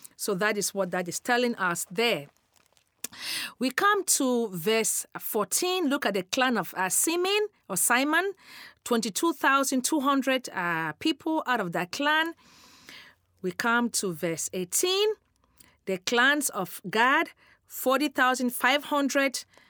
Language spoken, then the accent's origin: English; Cameroon; moved away; I'm originally from Cameroon, West Africa